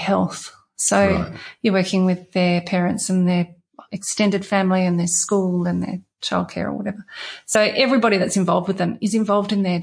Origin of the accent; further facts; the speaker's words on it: Perth, Western Australia, Australia; also born or lived in Porongurups; growing up in Perth's just brilliant